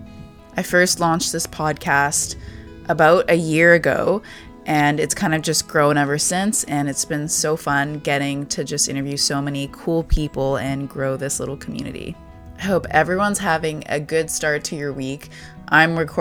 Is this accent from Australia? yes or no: no; Vancouver, British Columbia, Canada; I'm from Vancouver as well